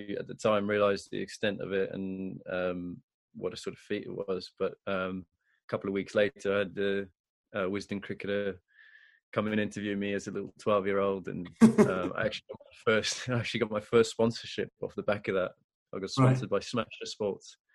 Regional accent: Zimbabwe; also born or lived in Harare, Zimbabwe; now in England; I grew up in Zimbabwe

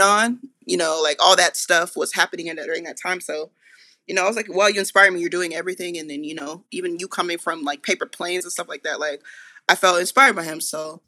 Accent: Marietta, Georgia, United States; I grew up in North Atlanta, like, a town called Marietta

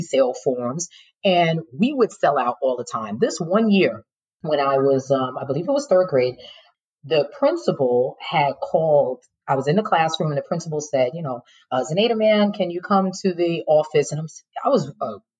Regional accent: New York City, New York, United States; I'm born and raised in New York City

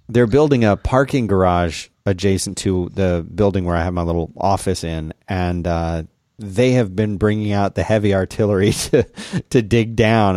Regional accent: South Florida, United States; growing up in South Florida and then going to college in Central Florida

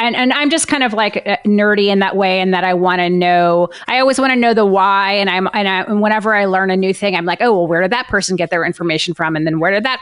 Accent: New Orleans, Louisiana, United States; I grew up in New Orleans too

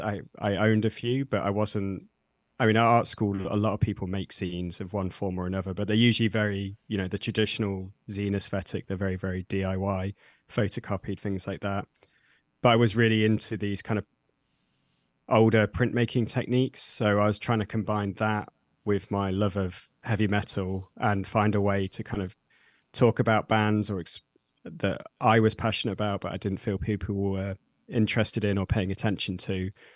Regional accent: Nottingham, East Midlands, United Kingdom; I'm from the U K. I grew up in Nottingham, which is a, a city in the, the middle of the U K, that, in the Midlands.

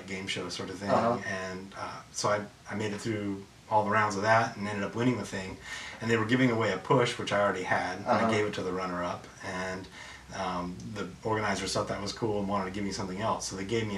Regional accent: Midwest, United States; I grew up in the Midwest

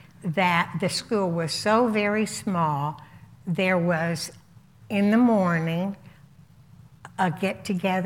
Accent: Indianapolis, Indiana, United States; I was born in Indianapolis to a very, very loving family

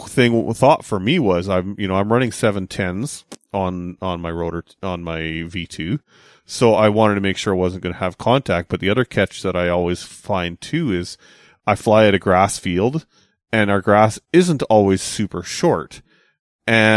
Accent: Kamloops, British Columbia, Canada; now in West coast, Canada; when I go out to my hometown of Kamloops

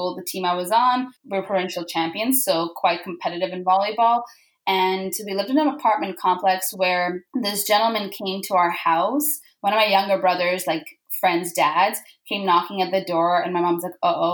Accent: Vancouver, British Columbia, Canada; also born or lived in Karachi, Pakistan / Orlando, United States / London, United Kingdom; So I was born in Pakistan. I moved to Vancouver with my family, so two brothers and parents. When I was about 8 years old, we moved here

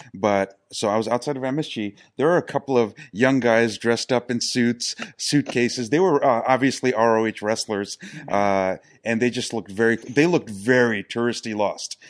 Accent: New York City, New York, United States; I'm from New York City, so I'm the native

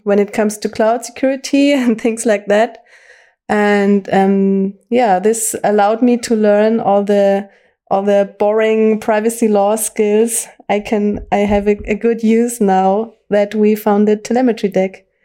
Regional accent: Bavaria, Germany; English is a second language; also born or lived in former East Germany; my whole school education and university I received here in Bavaria

